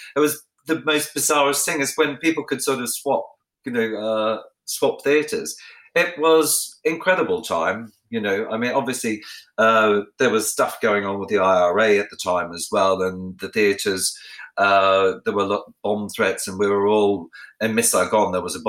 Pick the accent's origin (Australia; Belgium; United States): Australia; obviously the first one is about my life growing up in Australia. And a lot of people don't know I'm Australian because I have, you know, I speak beautifully like the Queen.